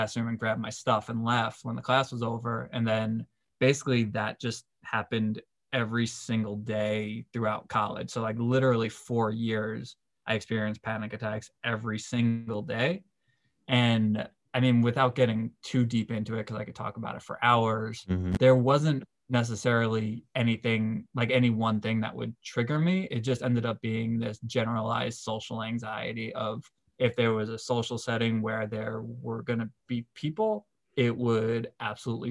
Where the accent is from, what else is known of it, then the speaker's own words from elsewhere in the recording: New York, United States; moved away as an adult; also born or lived in Delaware; I'm from New York